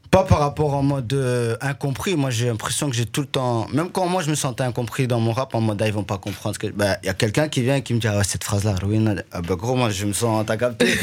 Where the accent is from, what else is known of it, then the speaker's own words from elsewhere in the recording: Liège, Wallonia, Belgium; also born or lived in Rwanda; je suis retourné sur mes terres natales. J'ai vu même euh, là où j'ai grandi